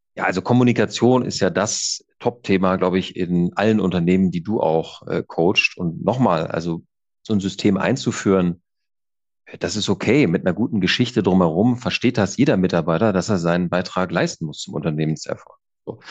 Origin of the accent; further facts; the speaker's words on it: Kiel, Schleswig-Holstein, Germany; ich bin ja äh, Kieler und komme oben von der Küste